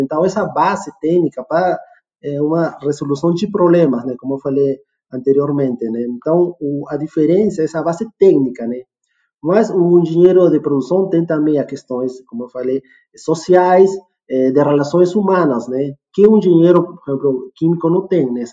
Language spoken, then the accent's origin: Portuguese; Peru; also born or lived in Rio de Janeiro / Porto Alegre; now in Jandaia do Sul, Brazil; Sou peruano de nascimento também